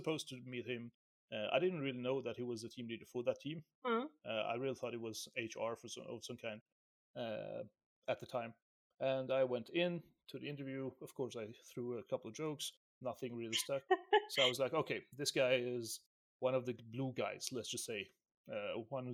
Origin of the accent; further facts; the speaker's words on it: Syria; I'm from Syria, right? Let's just put it out there. I'm from Syria, and we are hairy people